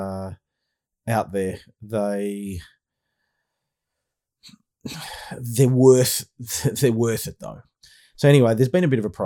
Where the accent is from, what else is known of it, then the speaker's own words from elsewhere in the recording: Australia; accent: Aussie; also born or lived in Melbourne, Australia; my Aussie accent.